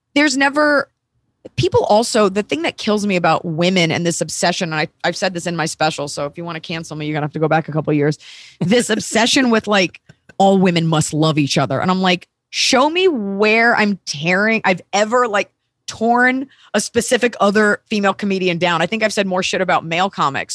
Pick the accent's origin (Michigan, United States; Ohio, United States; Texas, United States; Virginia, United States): Texas, United States; moved away; I grew up in Texas, and I love being a Texan